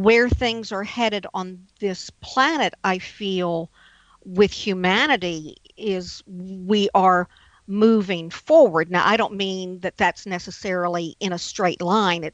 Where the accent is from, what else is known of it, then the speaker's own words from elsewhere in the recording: New Orleans, Louisiana, United States; I'm from New Orleans.